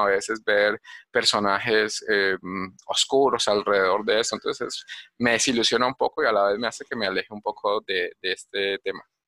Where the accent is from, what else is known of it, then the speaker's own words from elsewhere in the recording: Cali, Valle del Cauca, Colombia; moved away as an adult; now in Medellín, Colombia; yo nací en Cali y, y, me vine a vivir a Medellín